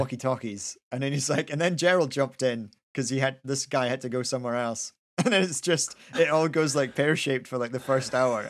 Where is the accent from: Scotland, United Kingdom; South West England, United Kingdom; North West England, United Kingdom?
Scotland, United Kingdom; Kinross; I grew up in Kinross